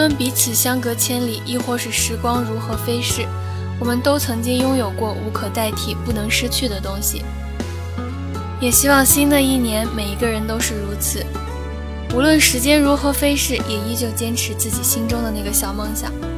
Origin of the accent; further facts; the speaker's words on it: China; 对我们中国人来说呢，更重要的应该是差不多一个月以后的农历新年